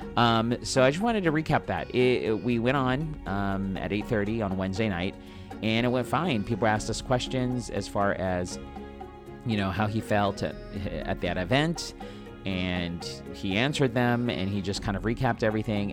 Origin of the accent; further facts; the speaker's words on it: San Diego, California, United States; This is my hometown, born and raised here